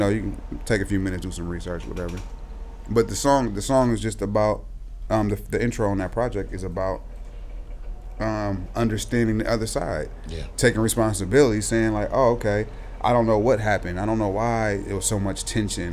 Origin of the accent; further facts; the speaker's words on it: North Richmond, California, United States; I'm from North Richmond. I'm from the hood